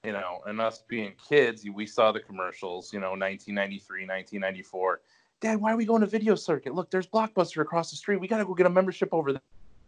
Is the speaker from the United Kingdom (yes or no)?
no; Cleveland, Ohio, United States; now in Willoughby, United States; I am from Cleveland, Ohio. I live in Willoughby currently, not too far from the store that I started at in Eastlake, Ohio in 2004.